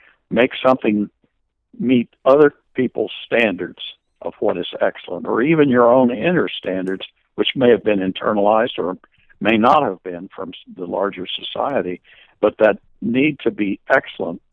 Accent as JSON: {"language": "English", "town": "Manhattan", "region": "Kansas", "country": "United States", "tie": "born or raised there", "said": "my hometown in Kansas, Manhattan, Kansas"}